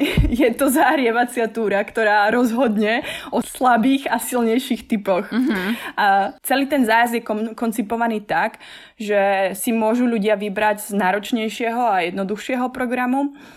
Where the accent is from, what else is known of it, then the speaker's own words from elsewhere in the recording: High Tatras, Prešov Region, Slovakia; now in Prague, Czech Republic; pochádzam z Vysokých Tatier